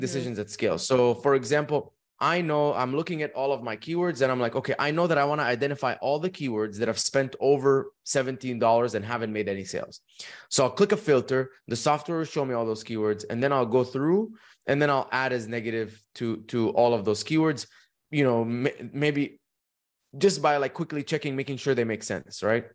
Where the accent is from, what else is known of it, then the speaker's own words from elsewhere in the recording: Dubai, United Arab Emirates; moved away as an adult; also born or lived in Egypt / United States; I was born in Egypt, raised in Dubai. When I was eighteen